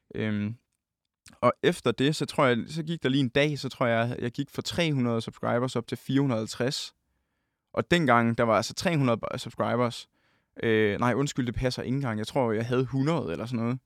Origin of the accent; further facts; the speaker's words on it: Holsted, Southern Denmark, Denmark; Vi står på min, øh, min forældres sådan, første sal øh, hjemme i Holsted